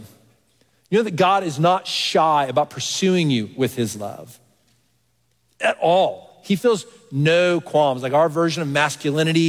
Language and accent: English; Texas, United States; moved away as an adult; now in Pennsylvania, United States; I grew up in Texas.